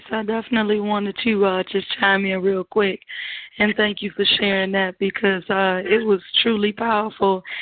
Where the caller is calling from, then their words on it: Syracuse, New York, United States; I'm calling from New York, Syracuse, New York.